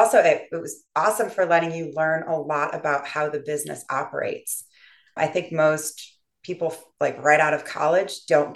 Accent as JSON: {"language": "English", "region": "central New York", "country": "United States", "tie": "born or raised there", "also_born_or_lived": "Louisiana / Alabama", "said": "I grew up mostly in central New York, the state attached to the city."}